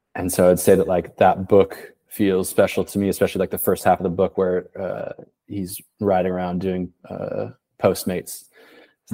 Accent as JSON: {"language": "English", "town": "Portland", "region": "Oregon", "country": "United States", "tie": "born or raised there", "also_born_or_lived": "Paris", "moved": "yes", "said": "I'm from Portland, Oregon. I left in 2008"}